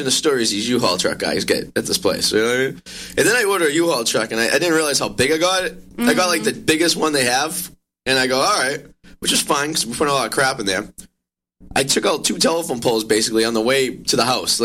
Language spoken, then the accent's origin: English; Revere, Massachusetts, United States; I'm from Revere. Revere's like Staten Island.